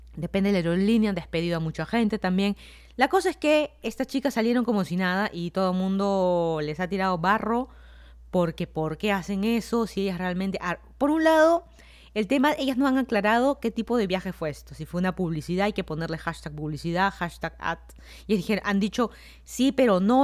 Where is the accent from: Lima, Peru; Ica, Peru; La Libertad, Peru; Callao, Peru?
Lima, Peru; moved away as an adult; also born or lived in Miami, United States / Fairfax County, Virginia, United States; now in Virginia, United States; yo soy de Lima, Perú. Me mudé a Estados Unidos ya hace casi cuatro años